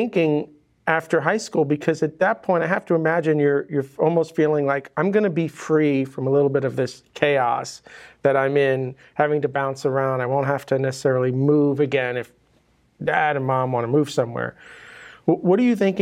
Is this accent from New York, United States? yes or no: yes; New York, United States; now in Miami, United States; I grew up in New York